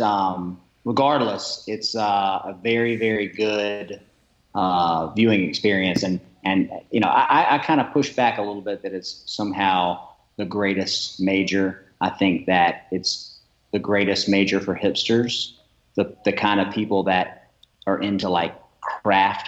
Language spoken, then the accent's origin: English; Augusta, Georgia, United States; now in Columbia, United States; Columbia, South Carolina, born in Augusta, Georgia, home of the greatest golf tournament in the world